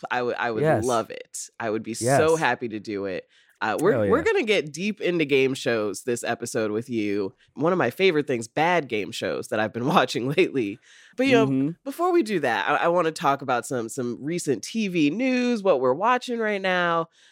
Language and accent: English; Rockford, Illinois, United States; Oh, yeah. I'm from Rockford. So for me, I like grew up like around the corner from where they practiced.